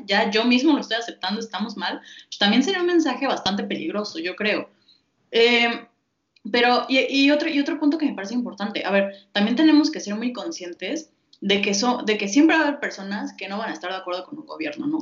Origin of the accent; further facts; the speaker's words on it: Mexico; nosotros como mexicanos